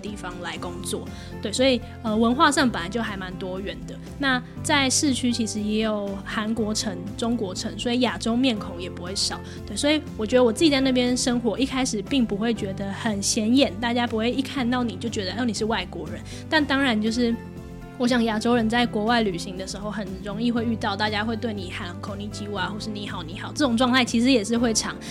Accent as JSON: {"language": "Chinese", "country": "Taiwan", "said": "就不会有另外一个台湾人跟着我一起去"}